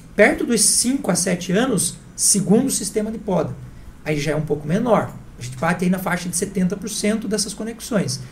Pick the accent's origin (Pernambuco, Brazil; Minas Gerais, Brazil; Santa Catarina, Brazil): Santa Catarina, Brazil; moved away; Eu não nasci aqui, eu sou de Santa Catarina